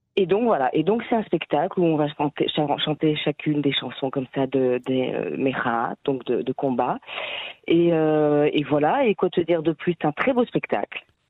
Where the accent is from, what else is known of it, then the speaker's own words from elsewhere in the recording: France; now in Israel; moi je suis française